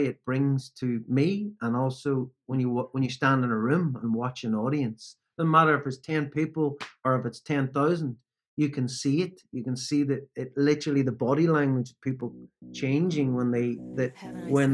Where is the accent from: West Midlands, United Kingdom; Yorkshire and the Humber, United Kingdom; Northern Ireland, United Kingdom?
Northern Ireland, United Kingdom; growing up in Northern Ireland, particularly when I grew up in Northern Ireland